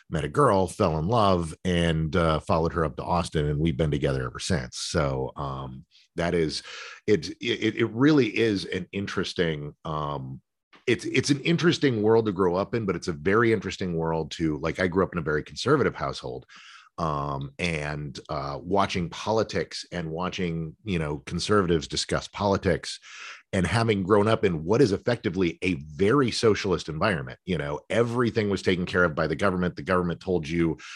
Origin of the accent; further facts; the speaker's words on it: San Antonio, Texas, United States; also born or lived in Michigan / New York / Arizona; I got to live in Michigan and New York and Arizona uh, and I was born here in Texas.